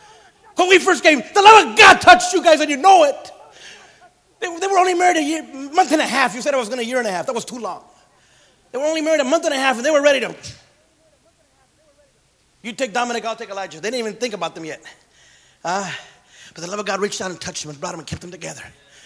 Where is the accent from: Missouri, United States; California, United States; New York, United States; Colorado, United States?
California, United States; Santa Paula; Hey, Holmes, where are you from? Santa Paula. And I had love for my friends. I still love them. Some of you got into Santa Paula with me.